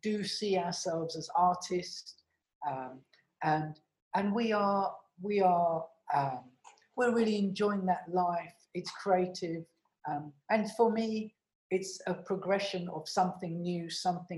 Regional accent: London, United Kingdom; born or raised there; also born or lived in India

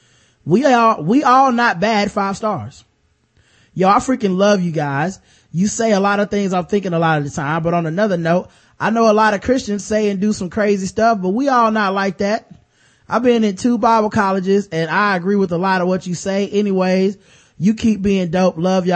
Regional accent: the South, United States; I'm from the South

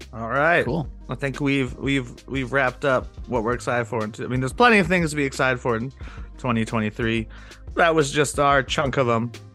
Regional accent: Denver, Colorado, United States; I grew up in Denver

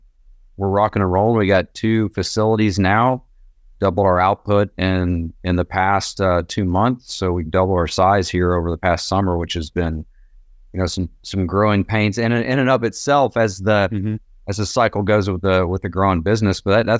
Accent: Knoxville, Tennessee, United States; I was born and raised here in East Tennessee, Knoxville.

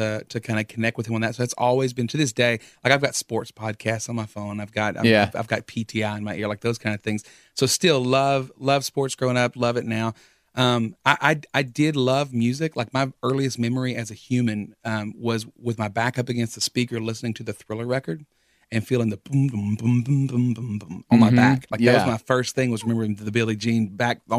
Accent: Buna, Texas, United States; I grew up in Buna. I've never left Buna, Texas in my entire life

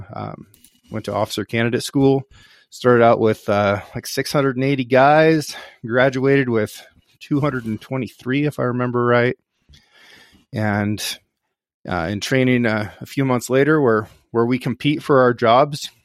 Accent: Northeast Oregon, United States; I grew up here on the Six Ranch. The Six Ranch is located in Northeast Oregon

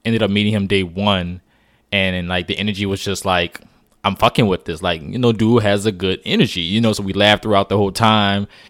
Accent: New Orleans, Louisiana, United States; moved away; I'm from New Orleans, born raised.

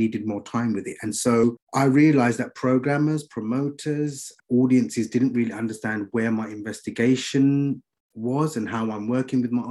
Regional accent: London, United Kingdom; now in Birmingham, United Kingdom; I grew up in East London

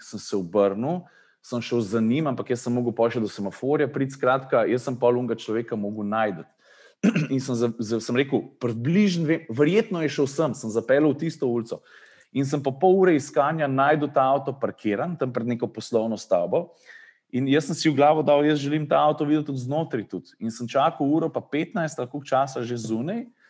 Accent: Slovenia

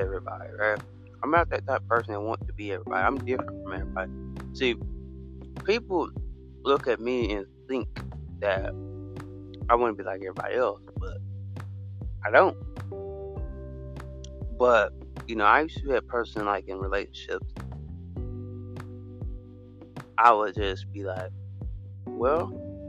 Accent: United States

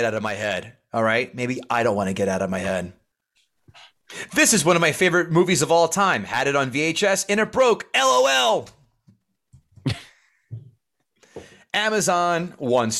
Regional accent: New Jersey, United States; we're from Jersey.

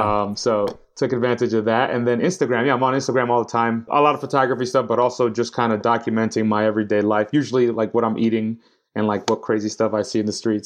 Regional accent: New York City, New York, United States; now in London, United Kingdom; I'm from New York City. I'm from uptown Washington Heights, uh, where all the Dominicans are at with my people

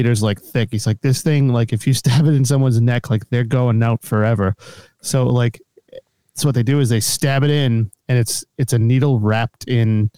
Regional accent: Winchester, Massachusetts, United States; I was a Winchester kid

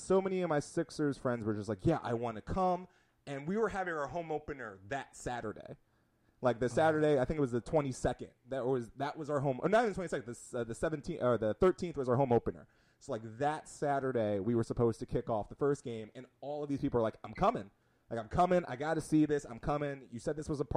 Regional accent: Wayne, Pennsylvania, United States; my hometown of Wayne, PA

